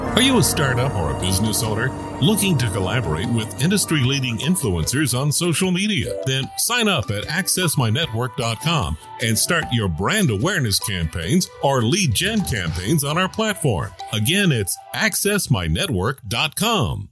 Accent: United States; I'm from the United States

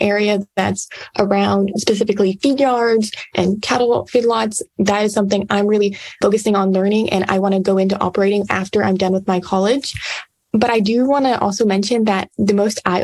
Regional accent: Yoakum, Texas, United States; I'm from Yoakum, Texas, but I went 10 hours north and I'm currently at West Texas

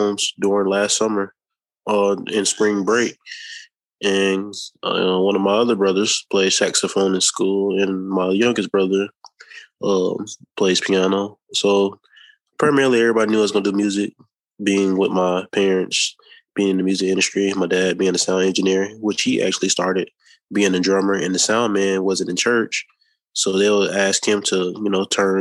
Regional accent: Jacksonville, Florida, United States; also born or lived in Tallahassee, Florida; I'm from Tallahassee, Florida, but I've been living in Jacksonville, Florida since about 97, 98. So I primarily grew up here my whole life, Jacksonville, Florida.

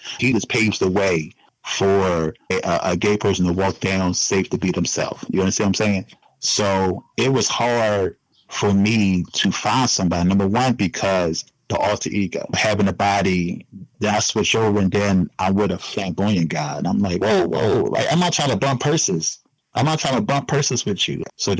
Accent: Philadelphia, Pennsylvania, United States; Because I'm actually from Philly.

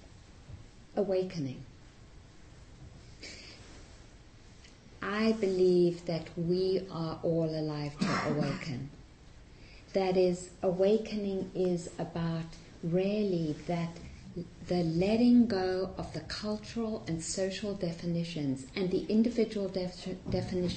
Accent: South Africa; also born or lived in Massachusetts, United States; now in United States; growing up in South Africa and having parents who were very active in the anti-apartheid movement

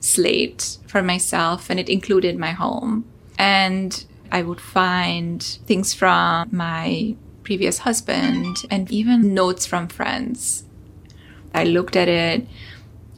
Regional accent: Hungary; moved away; I'm originally from Hungary

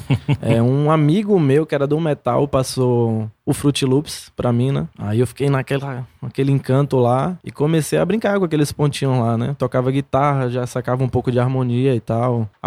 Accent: Paulo Afonso, Bahia, Brazil; now in Salvador, Brazil; Eu sou de Paulo Afonso, né?

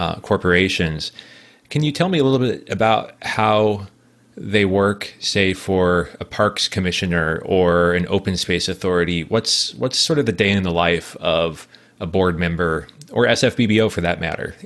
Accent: Nebraska, United States; I grew up in Nebraska

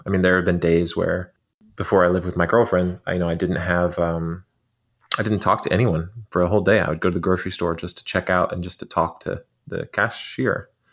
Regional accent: Arizona, United States; we were in Arizona and it was, um, like a early morning on a January day and we were climbing this, uh, rise out behind my hometown

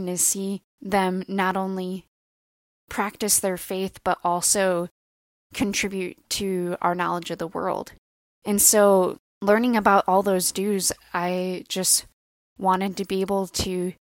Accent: Northwest Indiana, United States; also born or lived in Bloomington, Indiana / Muncie, Indiana; I am originally from Northwest Indiana

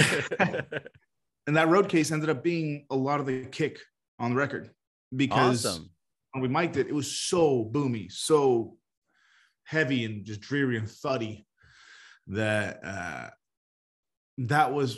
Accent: Miami, Florida, United States; moved away; also born or lived in San Francisco; I grew up in Miami.

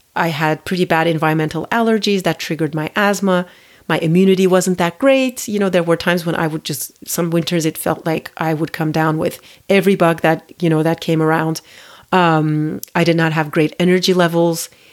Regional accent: Turkey; moved away as an adult; also born or lived in United States; now in Paris, France; Well, I grew up in Turkey. I, um, I lived there until I was, you know, I finished high school, and then I moved to the U S to go to college.

